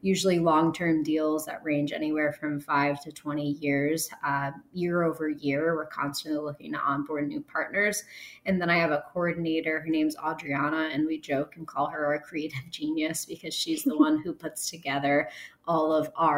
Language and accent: English; New York, United States; moved away; I'm from New York